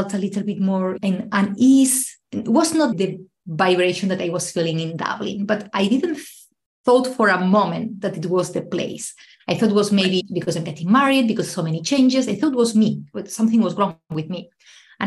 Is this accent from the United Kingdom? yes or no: no; Spain; now in Ireland; I'm originally from Spain, but I live in Ireland